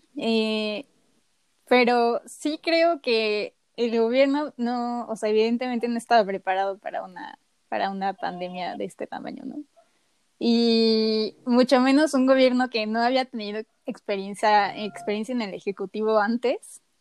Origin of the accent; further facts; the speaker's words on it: Mexico; en cómo hemos sido educados como mexicanos